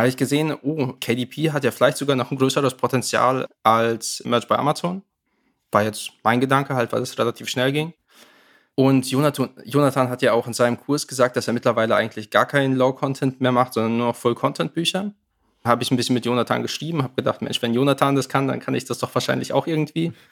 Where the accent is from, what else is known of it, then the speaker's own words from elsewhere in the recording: near Hanover, Lower Saxony, Germany; komme aus der Nähe von Hannover